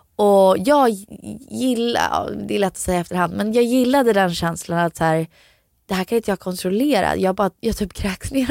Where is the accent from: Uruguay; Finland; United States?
United States; Florida; now in Sweden; jag växte upp i Florida